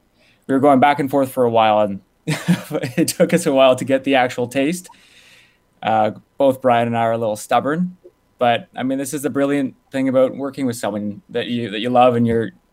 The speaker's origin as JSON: {"language": "English", "town": "Ottawa", "region": "Ontario", "country": "Canada", "moved": "yes", "lives_now": "Niagara, Canada", "said": "So originally, I was from Ottawa. I moved to Niagara to be part of a startup."}